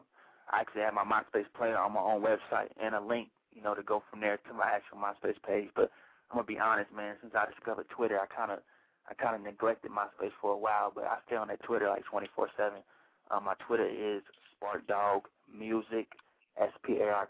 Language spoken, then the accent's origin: English; Killeen, Texas, United States; I'm actually from Killeen, Texas, man, like right in the middle of the state